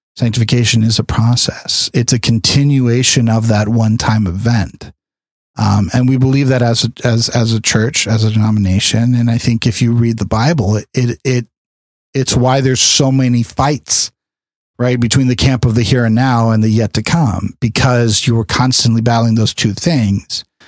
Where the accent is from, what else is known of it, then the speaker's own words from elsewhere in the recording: California, United States; growing up in California